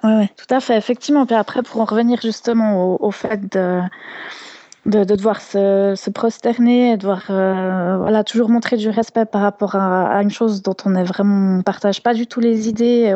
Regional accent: Switzerland; je venais de Suisse

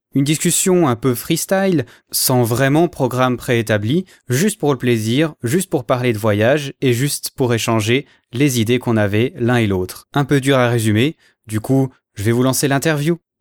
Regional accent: Switzerland; en tant que Suisse

